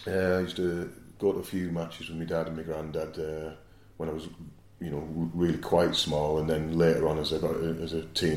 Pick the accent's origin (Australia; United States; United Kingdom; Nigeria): United Kingdom; Middlesbrough, North East England; moved away; Yeah, I was born in Acklam, in Middlesbrough, brought up as a Borough fan.